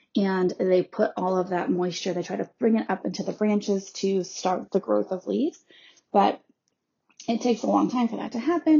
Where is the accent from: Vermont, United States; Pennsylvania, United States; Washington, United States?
Vermont, United States; I grew up in Vermont, which is mostly Abenaki land.